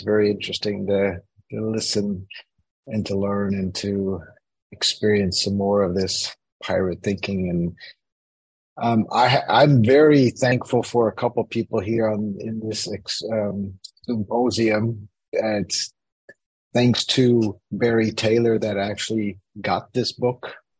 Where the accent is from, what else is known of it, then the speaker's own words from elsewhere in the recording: Switzerland; I grew up in Switzerland as a kid here because of my parents being American, spending 20 years in Switzerland